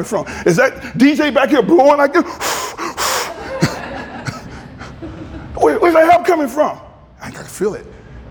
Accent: Grand Rapids, Michigan, United States; moved away; my friends in the barbershop, the ones I grew up with in Grand Rapids

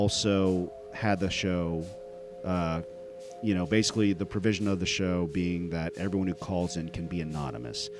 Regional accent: United States; My family is from India, but I was born and raised here in America.

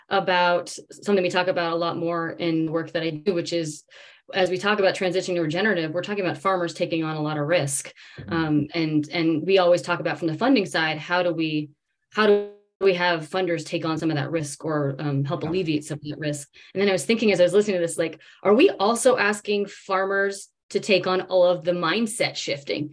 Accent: Davis, California, United States; I grew up in Davis, California, which is a college town, but surrounded by agriculture.

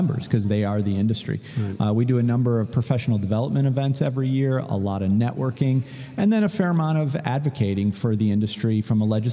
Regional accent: Chicago, Illinois, United States; moved away as an adult; now in Florida, United States; I was born and raised in the Chicago area. Moved to Florida in 1998

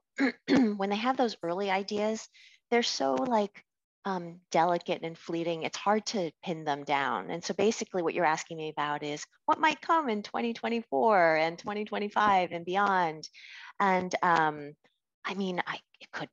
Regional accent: United States; also born or lived in China; I'm Asian American so my heritage is I'm ancestrally Chinese, even though I was born in the US.

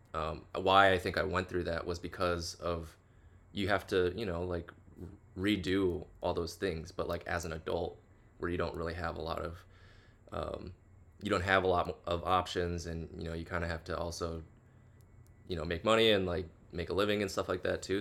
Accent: Chicago, Illinois, United States; now in Los Angeles, United States; I'm from the Midwest, originally Chicago specifically

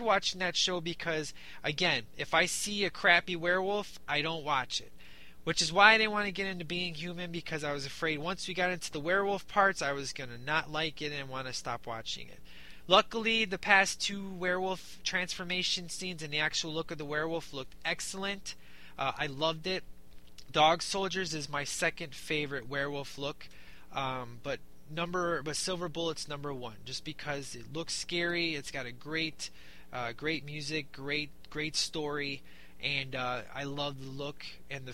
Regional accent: Chicago, Illinois, United States; I'm from Chicago

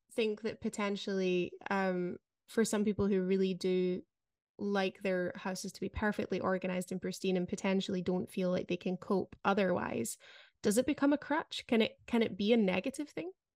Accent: United Kingdom; moved away; as a Brit

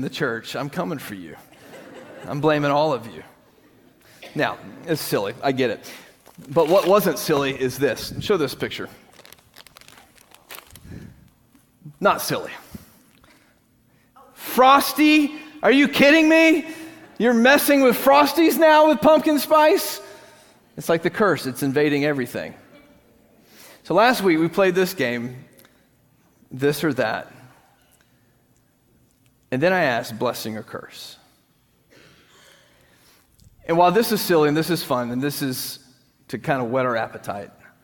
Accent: United States; we in this country, we live in a free country

